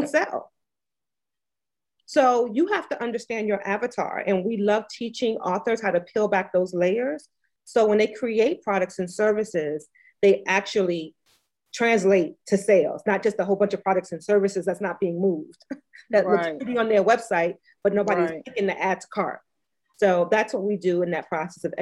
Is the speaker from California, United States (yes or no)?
no; New York City, New York, United States; now in Virginia, United States; I grew up as a homeless teenager in New York City. So my accent sounds funny. I grew up in New York. I live in Virginia